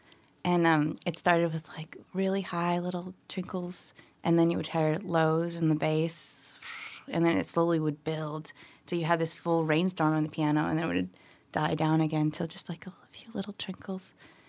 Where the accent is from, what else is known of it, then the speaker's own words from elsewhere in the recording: Philippines; born there; I'm from a family of immigrants. I was born in the Philippines, and we would go to the symphony with my grandparents on special occasions.